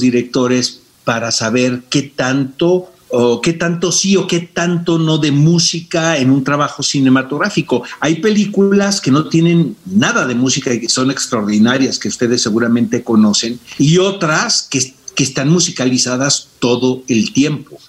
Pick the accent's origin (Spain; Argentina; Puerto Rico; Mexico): Mexico; Mexico City; also born or lived in Tijuana, Baja California; yo nací en Tijuana y cuando llegué muy jovencito a la Ciudad de México siempre he sido sureño